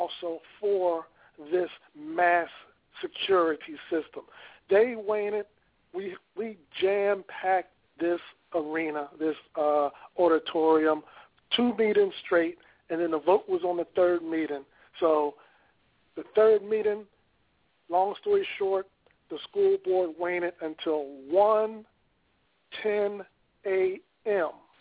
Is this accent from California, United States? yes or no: no; Philadelphia, Pennsylvania, United States; here in my hometown